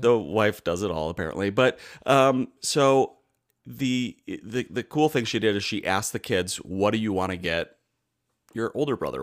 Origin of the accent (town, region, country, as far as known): United States